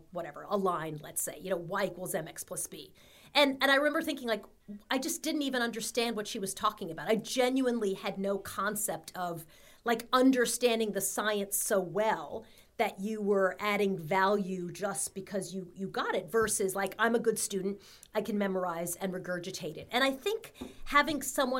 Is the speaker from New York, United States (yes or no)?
yes; Long Island, New York, United States; I grew up in Long Island, middle class family